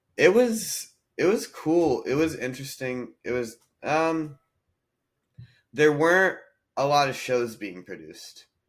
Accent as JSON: {"language": "English", "region": "North Carolina", "country": "United States", "tie": "born or raised there", "also_born_or_lived": "Nashville, Tennessee", "moved": "as an adult", "said": "I grew up in North Carolina"}